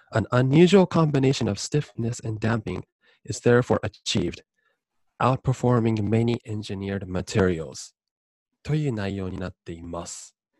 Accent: Japan; moved away as an adult; also born or lived in Oregon, United States; 大学行くまで、高校までですね、えーと日本にいまして

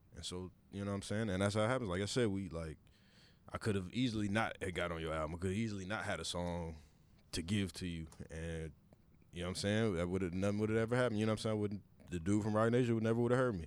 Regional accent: Kansas City, Missouri, United States; we're both from Kansas City

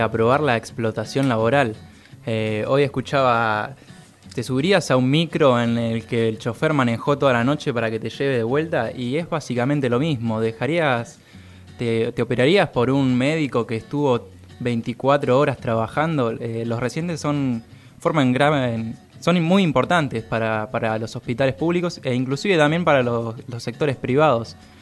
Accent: Argentina; siendo argentino

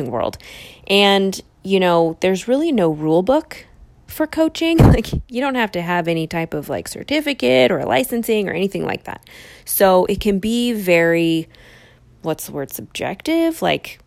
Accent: East Bay, San Francisco Bay Area, California, United States; also born or lived in Los Angeles; I ended up back in my hometown in the East Bay

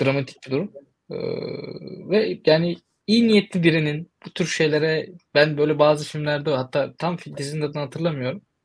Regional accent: Turkey; moved away; also born or lived in United States; Ben Türkiye'liyim, de, Türkiye'denim

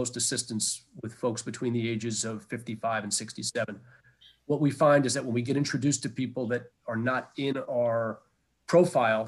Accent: New City, New York, United States; Originally, I grew up in a place called New City, New York, which is about 25 miles north of Manhattan

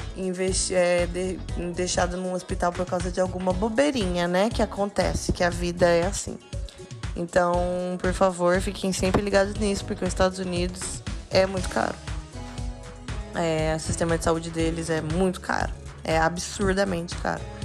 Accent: Brazil; A gente é brasileiro

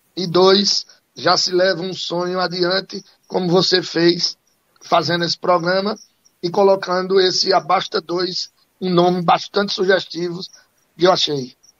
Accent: Cachoeirinha, Pernambuco, Brazil; also born or lived in Recife, Brazil; now in Caruaru, Brazil; eu nasci aqui em Caruaru, mas fui embora para Cachoeirinha, né, e depois voltei para estudar aqui, é, depois voltei a Cachoeirinha

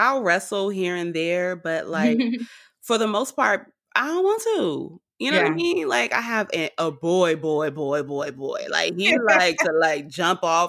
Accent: Richmond, California, United States; I'm from Richmond, California

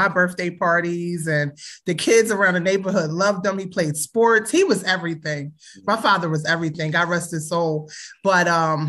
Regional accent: Philadelphia, Pennsylvania, United States; Growing up in Philly? Wow. I was born in the 80s.

